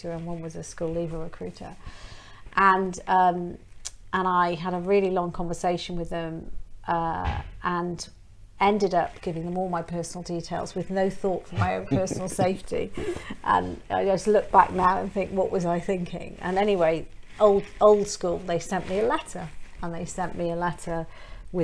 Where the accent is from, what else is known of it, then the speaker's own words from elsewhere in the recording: Welsh, Wales, United Kingdom; I'm Welsh